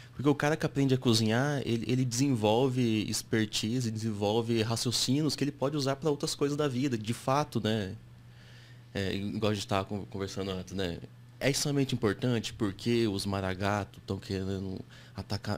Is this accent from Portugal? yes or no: no; Japan; now in Brazil; fui para lá com 8 para 9 anos, cresci no Japão, estudei na escola japonesa um tempo